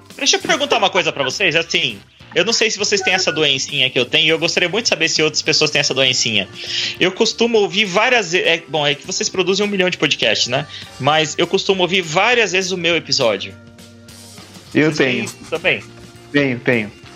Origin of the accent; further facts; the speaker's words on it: Indaiatuba, São Paulo, Brazil; Eu sou de Indaiatuba